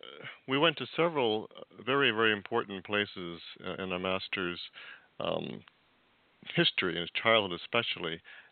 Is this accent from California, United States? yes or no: yes; California, United States; as a Californian